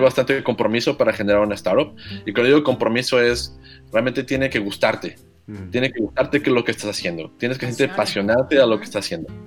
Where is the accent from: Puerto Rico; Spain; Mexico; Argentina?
Mexico; Aguascalientes; soy muy orgullosamente de Aguascalientes y estudié en la Universidad Politécnica de Aguascalientes.